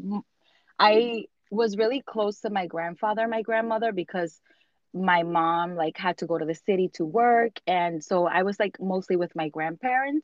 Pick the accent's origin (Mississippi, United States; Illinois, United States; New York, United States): New York, United States; also born or lived in Dominican Republic; have lived in the United States or New York for almost 32 years